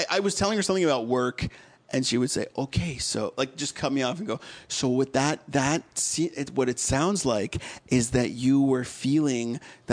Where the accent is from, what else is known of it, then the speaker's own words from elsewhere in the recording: Massachusetts, United States; moved away as an adult; also born or lived in Connecticut; now in Los Angeles, United States; I grew up in Massachusetts